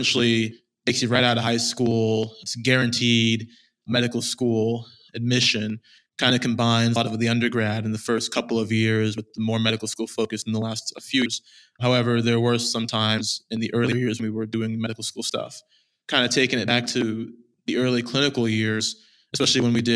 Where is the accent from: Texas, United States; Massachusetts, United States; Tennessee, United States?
Texas, United States; Austin; I was born and raised in Austin, Texas